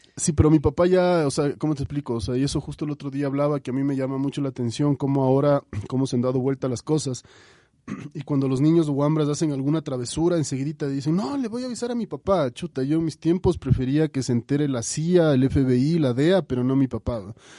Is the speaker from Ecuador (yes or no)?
yes; Quito, Pichincha, Ecuador; yo crecí, mi infancia la pasé en la urbanización La Granja, yo soy quiteño